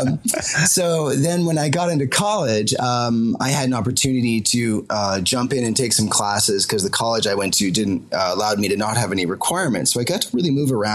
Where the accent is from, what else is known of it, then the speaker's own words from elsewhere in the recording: Concord, Massachusetts, United States; now in London, United Kingdom; I'm originally an American. I originally grew up in Concord, Massachusetts, not far from Walden Pond